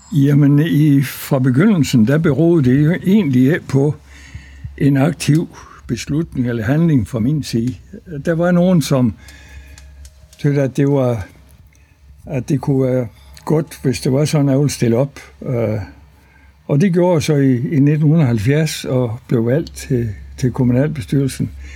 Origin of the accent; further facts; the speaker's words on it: near Løgstør, North Jutland, North Denmark Region, Denmark; also born or lived in Faroe Islands; Jeg er født på Færøerne, fordi mine forældre de var præstefolk på Suderø fra 1937 til 1946. Så de første fem og halv år af min opvækst, den var på Færøerne. Og så efter krigen øh, kom vi så til Danmark. Og før fik embedet heroppe i Næsborg Kornum, øst for Løstør. Og øh, så altså, tror de fleste uden barnesko i en præstegård på landet